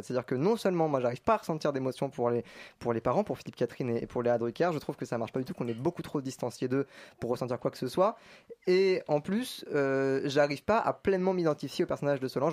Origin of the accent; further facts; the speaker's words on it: Paris, Île-de-France, France; je suis né à Paris